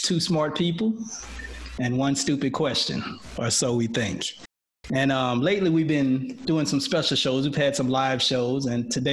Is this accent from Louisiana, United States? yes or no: yes; New Orleans, Louisiana, United States; growing up in New Orleans